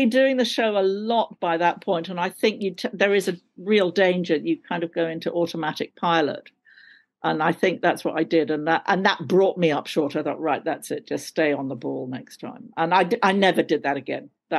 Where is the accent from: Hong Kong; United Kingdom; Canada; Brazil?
United Kingdom; London; accent: RP London; Now this is my real accent. It's, you know, RP London, darling.